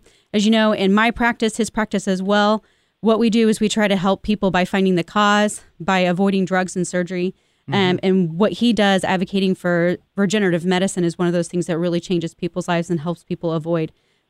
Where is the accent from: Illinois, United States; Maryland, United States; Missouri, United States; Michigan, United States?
Missouri, United States; Kansas City; Kansas City is my hometown. This is the city I grew up in, the city I love